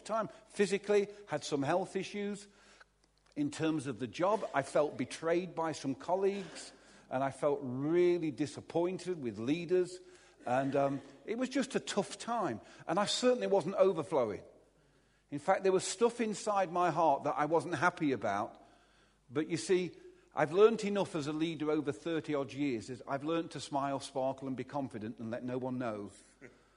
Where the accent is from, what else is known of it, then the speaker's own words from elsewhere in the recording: Derby, East Midlands, United Kingdom; I was brought up in Chaddesden in Derby, just a few miles down the road from here.